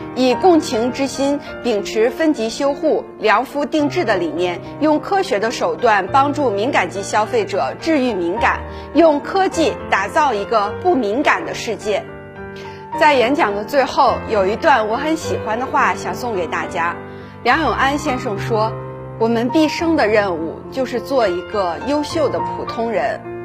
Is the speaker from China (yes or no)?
yes; Greater Khingan forest area, Heilongjiang, China; moved away as an adult; also born or lived in Harbin / Beijing; 我是山区里长大的孩子，我在大兴安里林区里的生活非常单纯